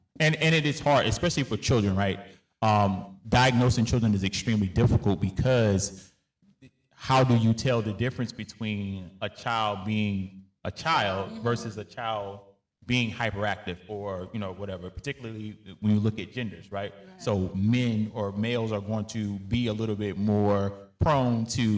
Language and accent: English; United States; because us as African American people have been so behind for so many years, we're having to play catch up.